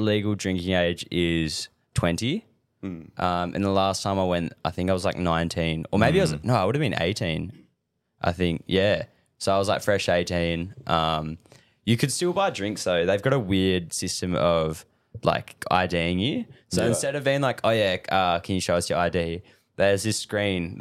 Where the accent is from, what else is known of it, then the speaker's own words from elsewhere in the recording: Margaret River, Western Australia, Australia; I was born in Murray River and grew up here my whole life